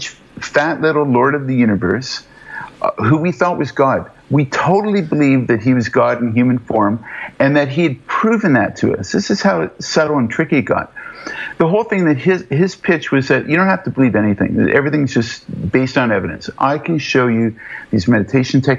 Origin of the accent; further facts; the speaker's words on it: Toronto, Ontario, Canada; moved away as an adult; now in Western Canada; I'm from back east. I'm from Toronto, mainly